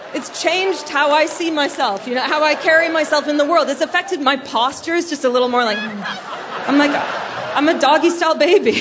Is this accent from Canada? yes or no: yes; Canada; now in United Kingdom; I'm Canadian, but I live in the UK.